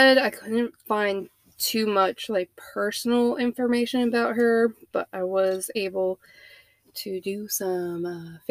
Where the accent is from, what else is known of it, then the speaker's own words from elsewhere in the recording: Louisville, Ohio, United States; moved away as an adult; now in Mobile, United States; I am 32, soon to be 33. Shout out to all the Sagittarius. I grew up in Ohio, in a little town called Louisville, Ohio. A lot of people don't know it, so if you do, shout out to you. I moved down here to Mobile about 9 years ago.